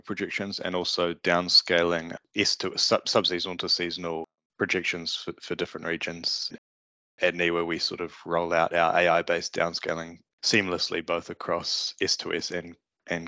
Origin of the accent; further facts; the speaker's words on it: New Zealand; accent: Kiwi; also born or lived in California; my Kiwi accent